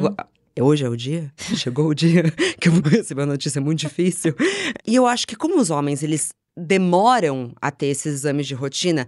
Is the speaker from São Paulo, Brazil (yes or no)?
yes; São Paulo, Brazil; moved away; also born or lived in Rio de Janeiro; cresci em São Paulo, eu mudei pro Rio de Janeiro